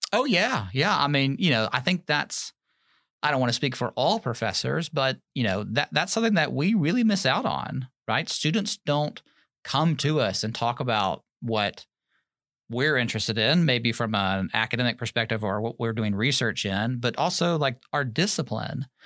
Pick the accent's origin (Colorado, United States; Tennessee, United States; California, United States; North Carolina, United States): Tennessee, United States; Germantown; moved away as an adult; also born or lived in New York City, United States; now in Alabama, United States; I grew up outside of Memphis, Tennessee, a little suburb called Germantown